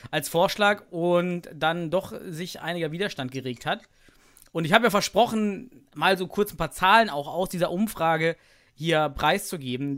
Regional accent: East Germany, Germany; ich komme aus dem Osten

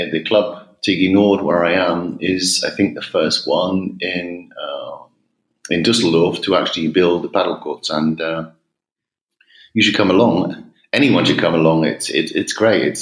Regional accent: England, United Kingdom; accent: English; also born or lived in United States; you can probably hear from my accent I'm English.

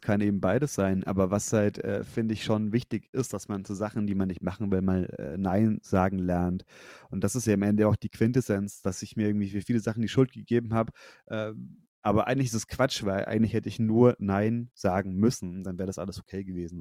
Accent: Nuremberg–Fürth area, Bavaria, Germany; wir kommen alle aus der Ecke Nürnberg, Fürth

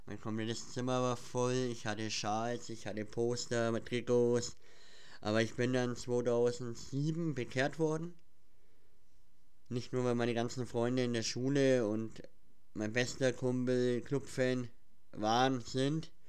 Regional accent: Schwabach, Bavaria, Germany; Und woher wir kommen? Wir kommen aus dem Schwabacher Raum. Ja, also für die meisten äh, ist Schwabach ja eher unbekannt, glaube ich. Aber wir kommen aus dem Schwabacher Raum, ja.

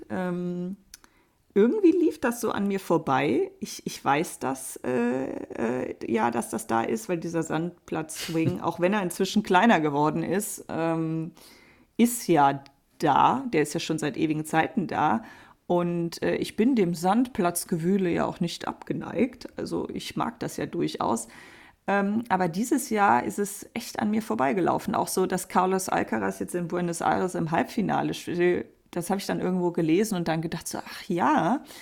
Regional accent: Germany; Also ich meine, wir als, als Deutsche haben natürlich aufgrund der Nähe zum Niederländischen vielleicht einen kleinen Lesevorteil.

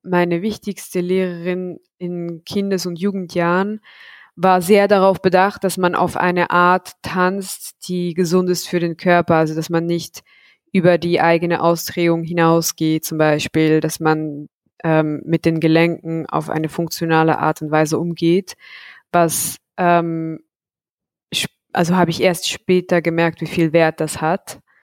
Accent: Zug, Switzerland; in meiner Heimatstadt in Zug

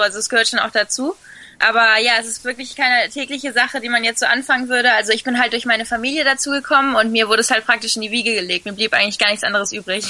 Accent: Fuerteventura, Canary Islands, Spain; born or raised there; also born or lived in Sylt, Germany

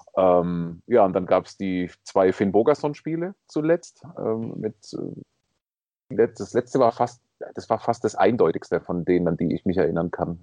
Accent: Swabia, Germany; ich, bin ja Schwabe

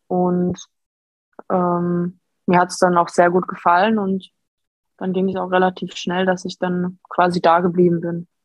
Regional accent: Dortmund, North Rhine-Westphalia, Germany; ich bin in Dortmund geboren

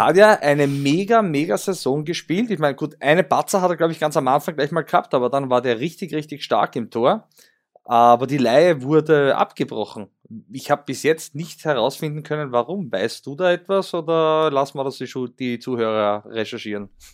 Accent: Austria; die Admira bei uns

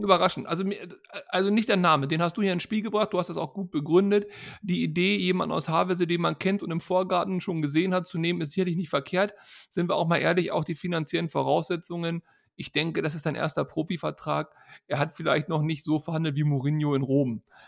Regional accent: Hanover, Lower Saxony, Germany; moved away; also born or lived in North Rhine-Westphalia; Ich bin in Hannover geboren

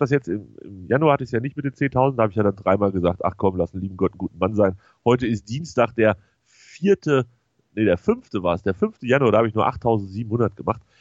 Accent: North Rhine-Westphalia, Germany; Also ich würde mal so sagen, als Westfale würde ich ja, wenn ich sowas in der Nachbarschaft organisieren würde, fände ich gegen Bier nicht so viel einzuwenden

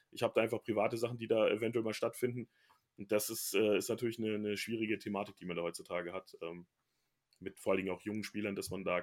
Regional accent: Bielefeld, North Rhine-Westphalia, Germany; born there; weil ich ja offensichtlich da geboren bin

